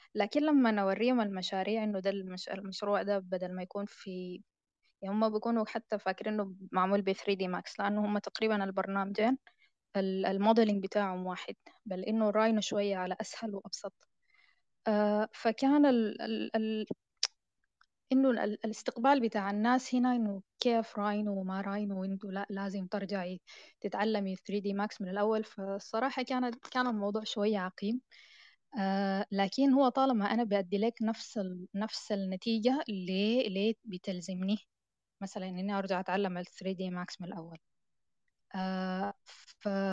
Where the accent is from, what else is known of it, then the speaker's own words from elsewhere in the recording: Sudan; البرامج اللي عندنا في السودان